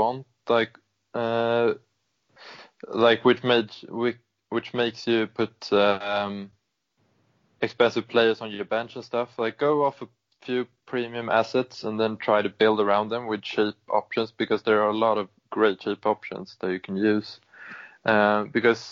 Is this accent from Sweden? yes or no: yes; Sweden; I am from Sweden